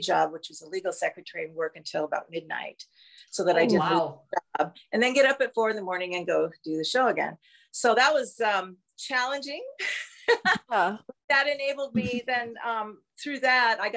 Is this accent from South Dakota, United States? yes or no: yes; South Dakota, United States; moved away as an adult; also born or lived in Minneapolis / California; I'm from South Dakota.